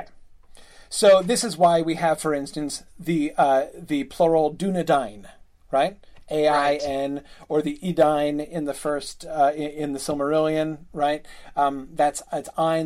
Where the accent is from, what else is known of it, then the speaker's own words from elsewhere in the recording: United States; I'm an American and we pronounce things differently